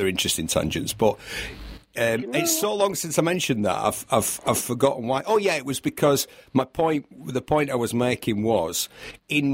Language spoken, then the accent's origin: English; United Kingdom; also born or lived in Manchester; We're British